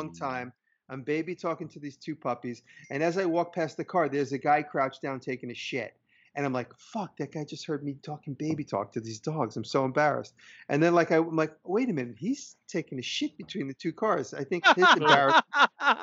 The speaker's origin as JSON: {"language": "English", "town": "New York City", "region": "New York", "country": "United States", "said": "As a New Yorker"}